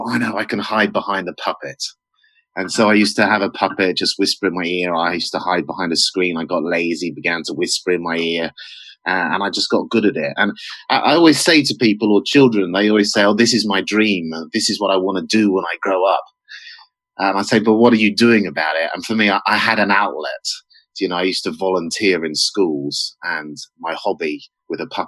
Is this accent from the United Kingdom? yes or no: yes; United Kingdom; moved away as an adult; now in Georgia, United States; for a British person